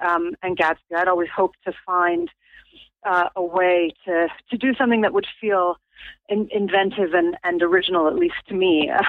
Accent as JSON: {"language": "English", "town": "Chicago", "region": "Illinois", "country": "United States", "moved": "as an adult", "lives_now": "Norwich, United Kingdom", "said": "You might be able to hear from my accent. I was not raised in England. I'm actually from Chicago, which is where all of my family is."}